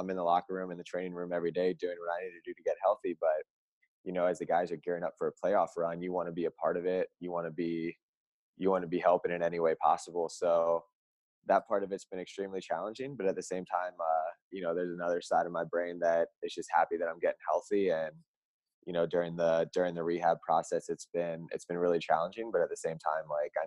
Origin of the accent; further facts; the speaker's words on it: Florida, United States; moved away as an adult; now in Oregon, United States; growing up in Florida